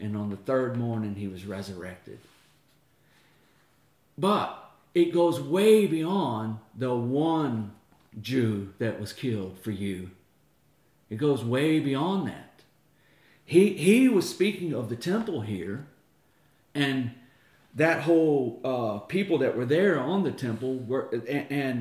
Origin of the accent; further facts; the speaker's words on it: United States; moved away as an adult; I've even fled America myself as an American